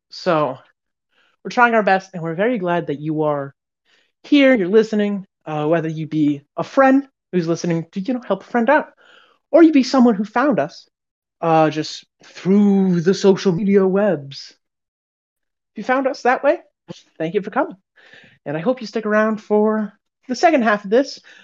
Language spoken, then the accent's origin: English; United States; we're American